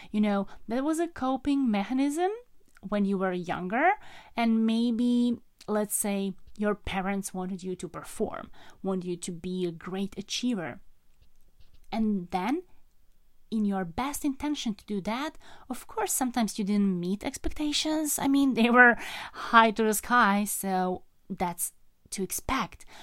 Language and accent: English; Croatia; moved away; I am in Croatia at the moment, traveling, visiting my hometown